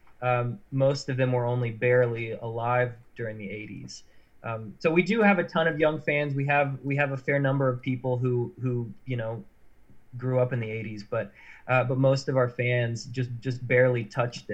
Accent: Deep South, United States; I come from the Deep South. I was steeped in the blues and the gospel and the bluegrass

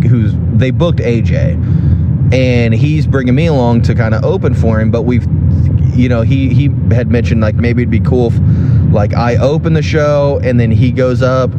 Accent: Spencer, Indiana, United States; moved away; I'm going to be in my hometown for these shows

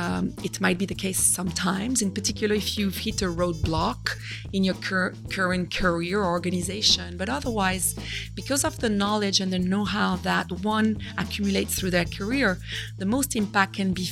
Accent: Brittany, France; And I am French originally from Brittany, as my name might indicate to some people.

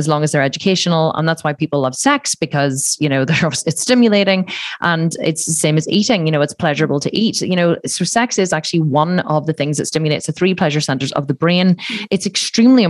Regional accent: Ireland; I'm Irish and it's a very Catholic country. So like you're just brought up to believe that you're bad

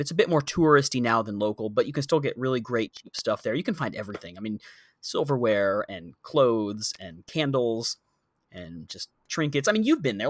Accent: United States; moved away as an adult; now in Bangkok, Thailand; I'm not from Bangkok either. There will be a point in my life when I have lived here longer than I lived in the U S

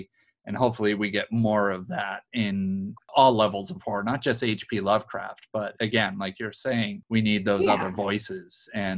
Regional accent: Newburyport, Massachusetts, United States; my hometown is Newburyport, Mass.

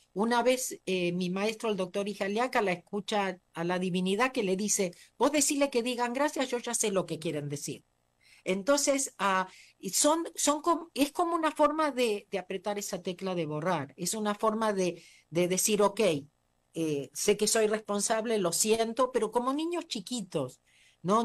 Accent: Argentina; moved away as an adult; also born or lived in United States; nací en la Argentina

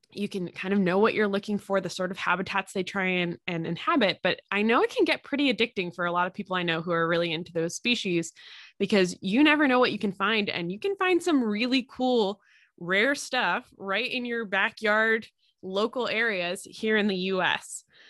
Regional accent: Pennsylvania, United States; I'm from Pennsylvania

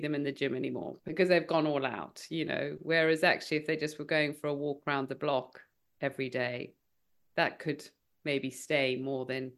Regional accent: South Africa; now in United Kingdom; I grew up in South Africa, and I definitely had a healthier upbringing in South Africa

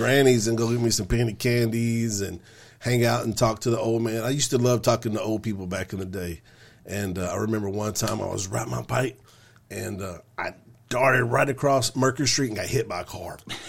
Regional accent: Jacinto City, Texas, United States; we moved from Jacinto City in third grade.

